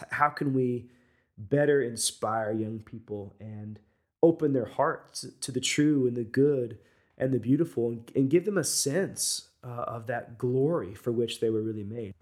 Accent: United States; being American, is, is we all come from different parts of the world

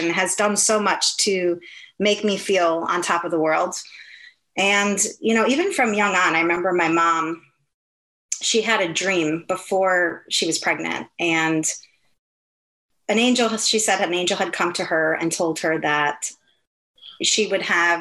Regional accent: Milwaukee, Wisconsin, United States; moved away as an adult; also born or lived in Minneapolis / Orlando; I'm from Milwaukee, Wisconsin, which is the dairy state

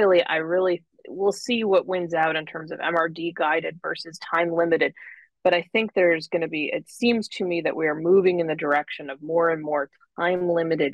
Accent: Buffalo, New York, United States; now in Irvine, United States; I grew up in Buffalo, where Roswell Park is

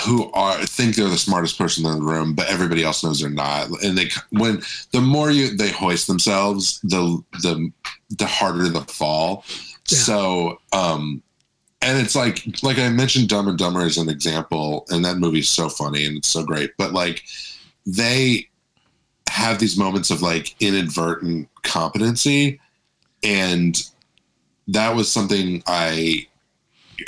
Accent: Orlando, Florida, United States; also born or lived in Daytona Beach, Florida; now in Los Angeles, United States; grew up in Orlando, was there until I moved here.

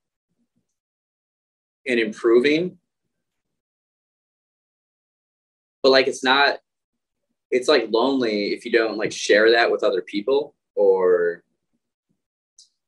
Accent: Midwest, United States; moved away; growing up in the Midwest as guys

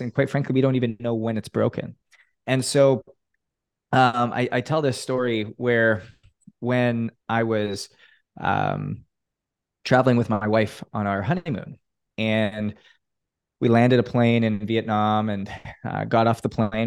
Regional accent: Canada; now in Miami, United States; growing up in Canada

